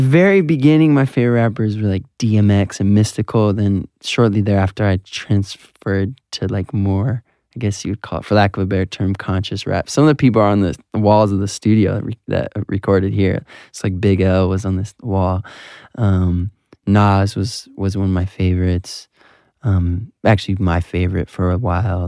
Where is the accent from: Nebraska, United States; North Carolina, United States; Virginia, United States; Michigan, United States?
Michigan, United States; Southfield; my hometown, Southfield, Michigan